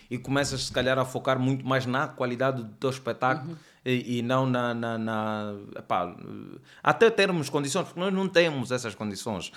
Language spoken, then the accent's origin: Portuguese; Luanda, Luanda Province, Angola; accent: Angolan; eu cresci no bairro, no Sambizanga, todos os meus vizinhos falam assim, meus tios